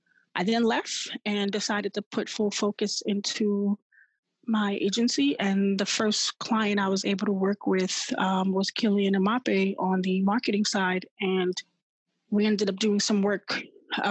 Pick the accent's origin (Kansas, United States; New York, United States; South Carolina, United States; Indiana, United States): New York, United States; New York City; growing up in New York City from Queens